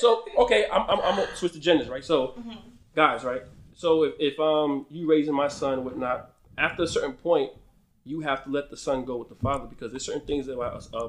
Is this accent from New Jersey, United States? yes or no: yes; New Jersey, United States; we're both from New Jersey